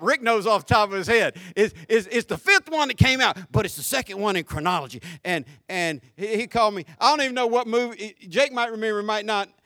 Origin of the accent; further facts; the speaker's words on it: Jacksonville, Florida, United States; accent: deep country, southern; Jacksonville, Florida